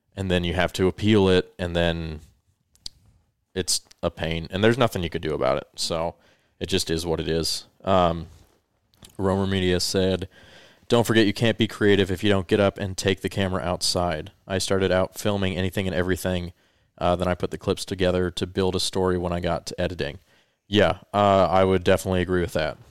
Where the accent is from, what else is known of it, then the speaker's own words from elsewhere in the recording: Colorado, United States; moved away as an adult; also born or lived in California; for the four years I lived in California after I moved there from growing up in Colorado